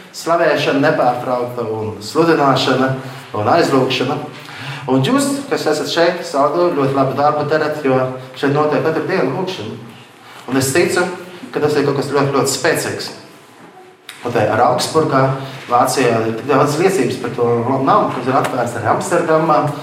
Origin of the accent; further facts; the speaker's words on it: Latvia; Es no Latvijas esmu aizbraucis